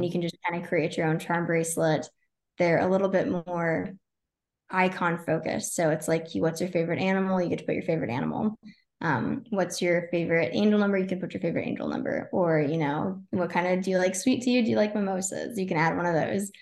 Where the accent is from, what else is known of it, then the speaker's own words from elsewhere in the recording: Texas, United States; moved away as an adult; now in Tampa, United States; so I'm originally from Texas, all my family's still there